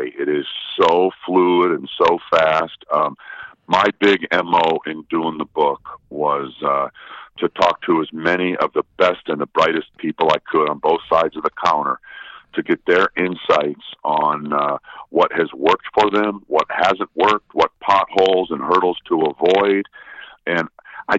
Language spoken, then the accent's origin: English; Milwaukee, Wisconsin, United States; I'm from Milwaukee, born and bred